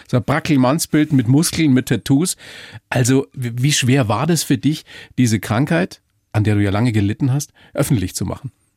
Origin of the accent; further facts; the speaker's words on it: Weiden, Bavaria, Germany; ich bin aus Weiden